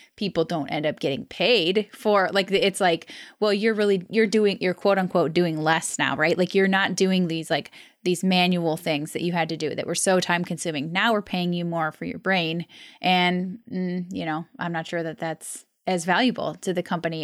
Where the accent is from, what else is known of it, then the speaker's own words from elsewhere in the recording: United States; moved away as an adult; now in Albania; I'm an American expat currently in Albania